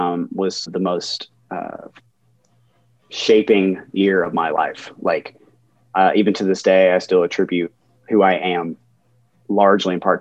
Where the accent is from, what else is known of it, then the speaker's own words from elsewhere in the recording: Smyrna, Tennessee, United States; now in Nashville, United States; technically I grew up in a town just south of Nashville called Smyrna, Tennessee